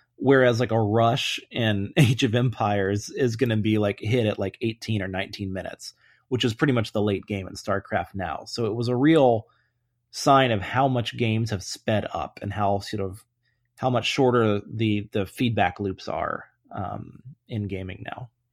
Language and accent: English; Atlanta, Georgia, United States; I grew up in Atlanta, uh, when the Braves were really, really good